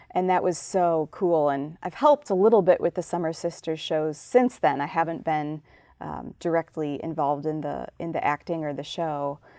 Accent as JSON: {"language": "English", "town": "Chicago", "region": "Illinois", "country": "United States", "tie": "born or raised there", "moved": "yes", "said": "my, um, time as a young person growing up in Chicago"}